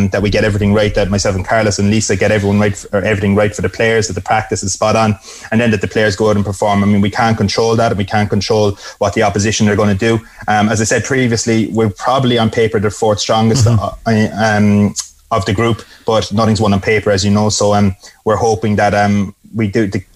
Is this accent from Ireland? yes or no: yes; Ireland; as Irish people